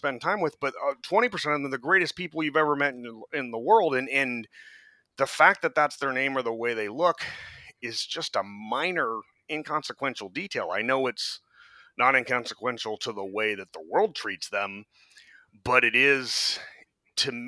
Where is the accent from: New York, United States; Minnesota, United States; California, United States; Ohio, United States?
California, United States; San Francisco; growing up in San Francisco